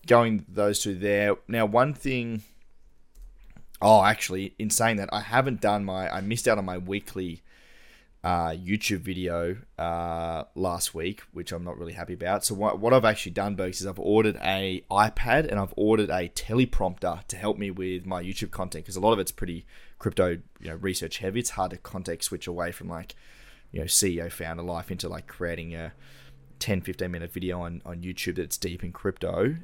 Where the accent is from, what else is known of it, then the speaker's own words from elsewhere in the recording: Tasmania, Australia; We're all from Tassie